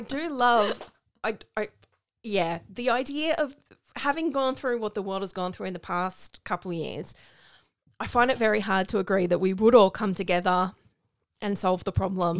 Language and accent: English; Australia; as an Australian